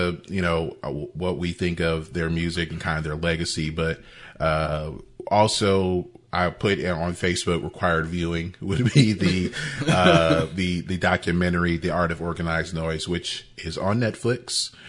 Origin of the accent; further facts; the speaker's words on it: Georgia, United States; Growing up in Georgia, I think everyone else grew up in Atlanta, around Atlanta, except for me.